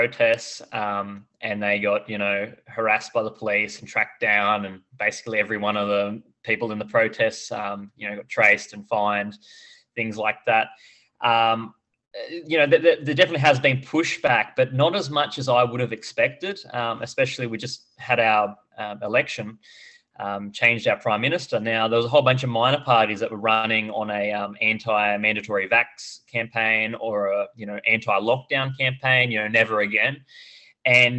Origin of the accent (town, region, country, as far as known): Australia